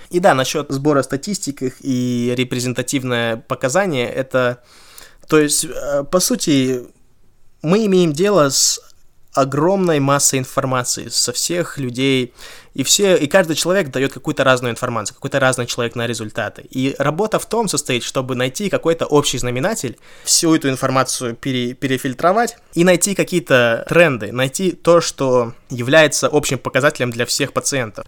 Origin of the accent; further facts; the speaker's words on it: Kazakhstan; moved away; я из Казахстана